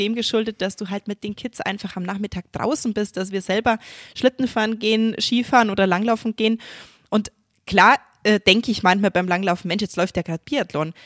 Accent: Germany; bei uns in Deutschland

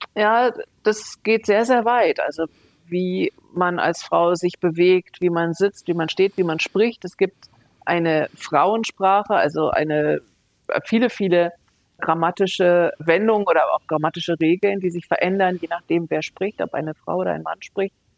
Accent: Hanover, Lower Saxony, Germany; now in Munich, Germany; Das ist auch mein Geburtsort Hannover, genauso wie Bayern, wo ich seit über 30 Jahren jetzt lebe, München

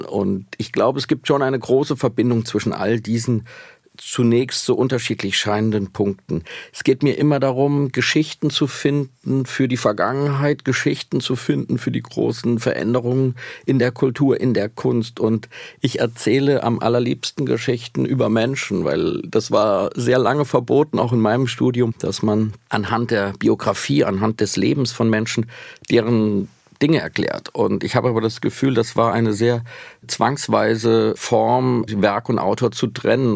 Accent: Schlitz, Hesse, Germany; accent: East Hessian; moved away; in der hessischen Provinz in Schlitz, wo ich aufgewachsen bin

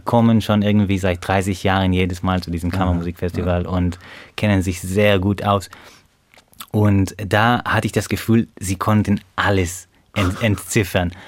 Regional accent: Beersheba, Southern District, Israel; German is a second language; moved away as an adult; now in Hannover, Germany; ich komme aus der Stadt Beersheba im Süden von Israel

